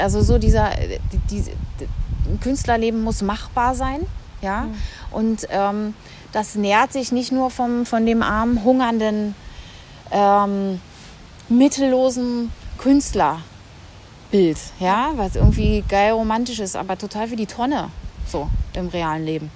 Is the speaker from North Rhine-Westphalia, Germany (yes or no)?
no; Berlin, Germany; first language German; Ich, ich bin ja Berlinerin, bin ja aufgewachsen, habe dann hier habe dann hier an der UDK angefangen